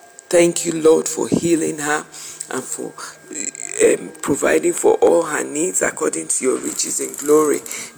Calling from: Nigeria; I'm calling from Nigeria.

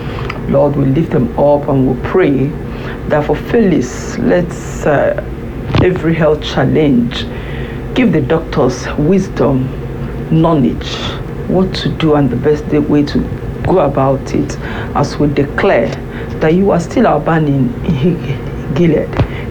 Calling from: France; I'm calling in from France.

